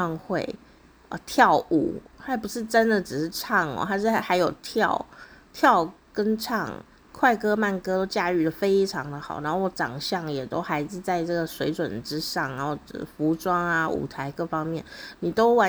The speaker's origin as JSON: {"language": "Chinese", "region": "Kaohsiung", "country": "Taiwan", "tie": "born or raised there", "said": "相信也有很多以前小时候在高雄呢，也很想要亲自…的风采的朋友呢。可能在当年也跟我一样没有这样的经费哦，要从高雄去台北"}